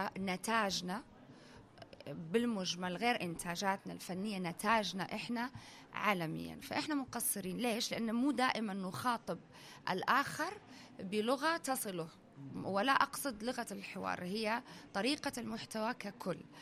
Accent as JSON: {"language": "Arabic", "country": "United Arab Emirates", "tie": "born or raised there", "said": "أنا بنت الإمارات وتربيت في الإمارات"}